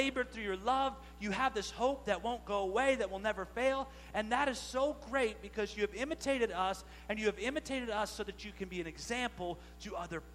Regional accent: Maryland, United States; we're from Maryland

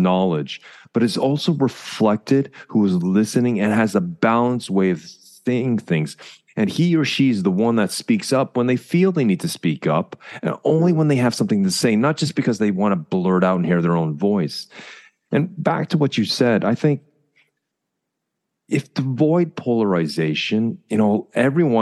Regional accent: Canada; moved away; As a Canadian

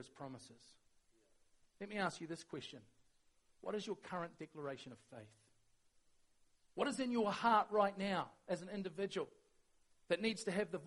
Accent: New Zealand; we're really good as Kiwis

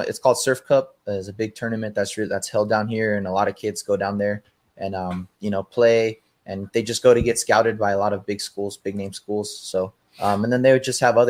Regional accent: Oceanside, California, United States; also born or lived in Menifee, California; So I pretty much grew up in Oceanside

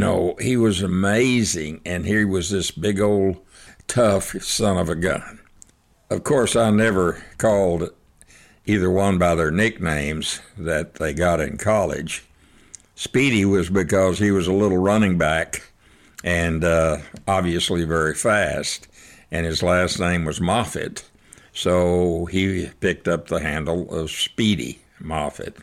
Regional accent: Snyder, Texas, United States; I grew up in Snyder, Texas

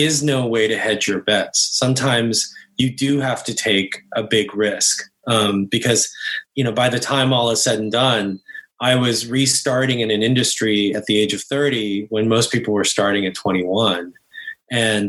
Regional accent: Bay Area, California, United States; also born or lived in Korea / East Coast; I was born in Korea, and I moved to the States when I was 5 and grew up in the Bay Area.

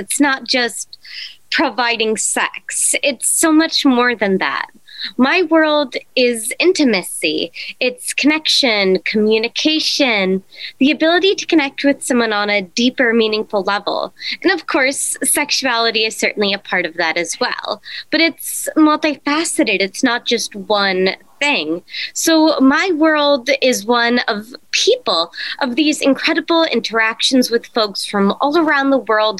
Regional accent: East Coast, United States; also born or lived in Ireland; now in Nevada, United States; I was born in Ireland, but I primarily did grow up on the East Coast

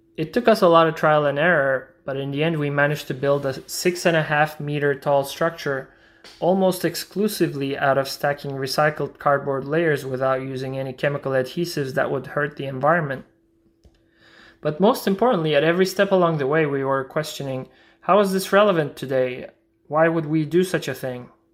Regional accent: Istanbul, Turkey; I'm an architect from Istanbul, Turkey

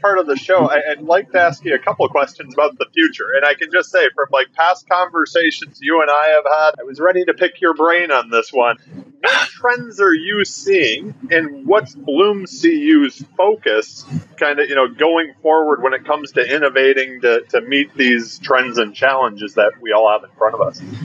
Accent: Detroit, Michigan, United States; I grew up wanting to be a Detroit Red Wing growing up in Detroit

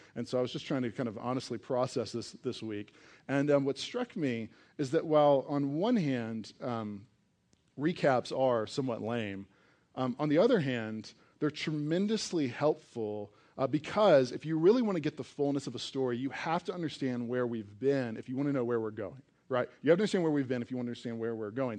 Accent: East Coast, United States; now in Colorado, United States; I grew up on the East Coast

